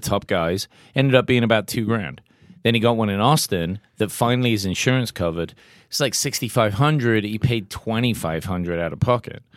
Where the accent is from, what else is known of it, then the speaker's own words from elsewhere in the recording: England, United Kingdom; I'm English